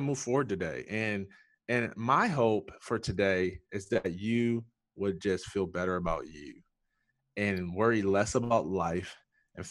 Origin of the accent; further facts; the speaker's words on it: Jackson, Michigan, United States; I was born and raised in Jackson, Michigan